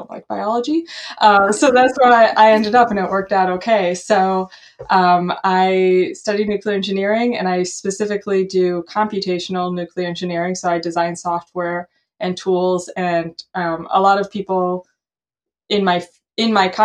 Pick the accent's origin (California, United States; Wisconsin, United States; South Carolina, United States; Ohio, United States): Wisconsin, United States; Milwaukee; also born or lived in Madison, Wisconsin; I grew up in the Milwaukee area, which is about an hour away from Madison